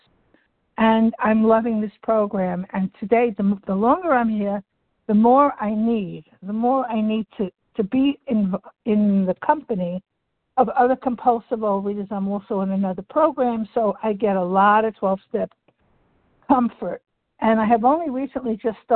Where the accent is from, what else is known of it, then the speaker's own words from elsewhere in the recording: Delray Beach, Florida, United States; Delray Beach, Florida